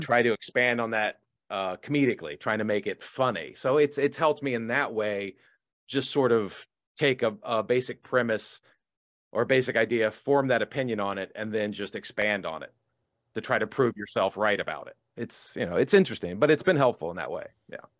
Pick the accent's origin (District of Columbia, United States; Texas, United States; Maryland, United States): District of Columbia, United States; Washington; now in Los Angeles, United States; in D C 'cause I wanted to do it in my hometown